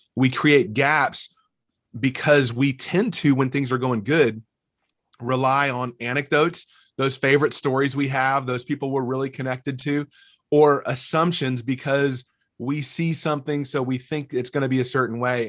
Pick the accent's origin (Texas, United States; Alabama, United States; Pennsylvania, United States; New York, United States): Alabama, United States; North; moved away as an adult; also born or lived in Mississippi State / Fort Myers, Florida / Dallas-Fort Worth area; now in Murfreesboro, United States; I grew up in North Alabama